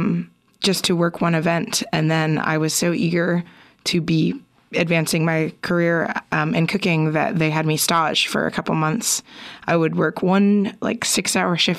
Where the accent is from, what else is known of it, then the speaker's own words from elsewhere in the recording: East Bay, California, United States; now in Portland, United States; I'm from the East Bay myself.